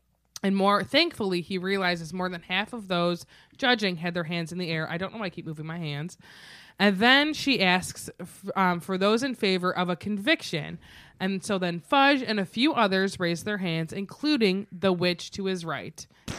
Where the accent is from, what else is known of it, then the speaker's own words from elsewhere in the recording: United States; Not British, but, you know, I'm American